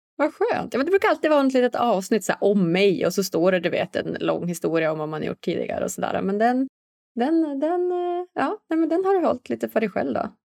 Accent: Umeå, Västerbotten County, Sweden; jag är själv uppvuxen här i, i Umeå, en liksom norrländsk stad

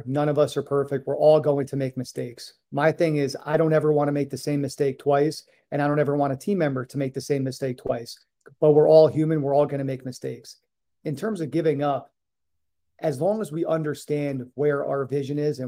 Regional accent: New York, United States; moved away as an adult; also born or lived in Boston / Hawaii; I grew up in New York

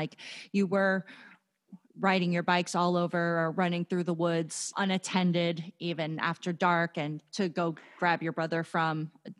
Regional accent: Florida, United States; I grew up in Florida. I didn't live in Fort Lauderdale. I lived in a much smaller town a little bit north of there.

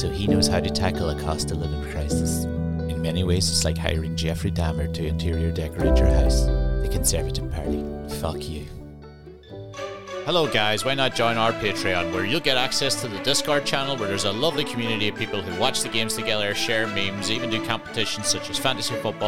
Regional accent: Lifford, County Donegal, Ireland; moved away; also born or lived in Dunfanaghy / Edinburgh; I'm from Lifford

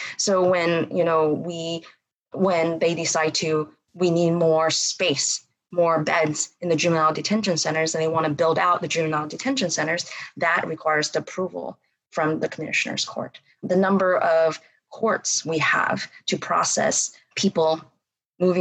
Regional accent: Bryan, Texas, United States; moved away as an adult; also born or lived in Berkeley, California; I grew up here in Bryan College Station

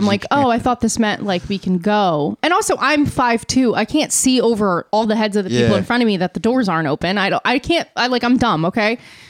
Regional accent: United States; us Americans

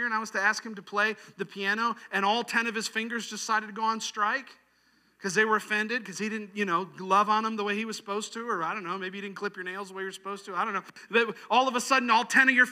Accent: New York, United States; moved away; where I grew up in New York

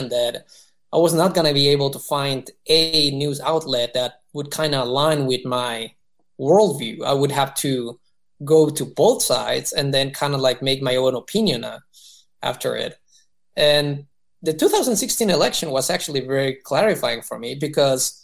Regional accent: Mexico; moved away as an adult; now in United States; I was born and raised in Mexico for the most part

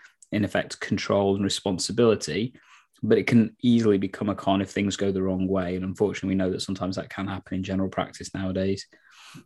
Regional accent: Nottingham, East Midlands, United Kingdom; moved away as an adult; back in my hometown, because that's what made partly one of the reasons why I moved back to Nottingham

